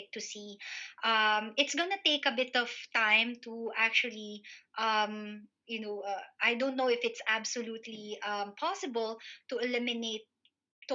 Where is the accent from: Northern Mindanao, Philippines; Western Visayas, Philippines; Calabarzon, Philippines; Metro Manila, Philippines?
Metro Manila, Philippines; Manila; moved away as an adult; now in United Kingdom; I grew up in Manila, and that didn't really have a very islandy feel.